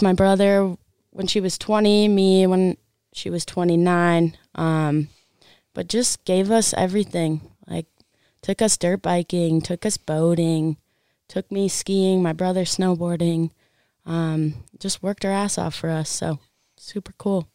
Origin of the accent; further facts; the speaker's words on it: Park City, Utah, United States; I grew up in Park City